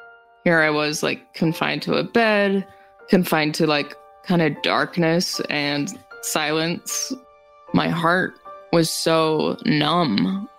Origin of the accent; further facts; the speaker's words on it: Rapid City, South Dakota, United States; I was born and raised in Rapid City, South Dakota, and I graduated with an art degree